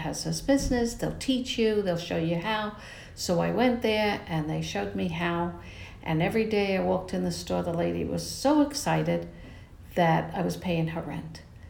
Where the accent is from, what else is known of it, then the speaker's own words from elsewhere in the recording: New York, United States; moved away as an adult; now in Tampa Bay Area, United States; I'm from New York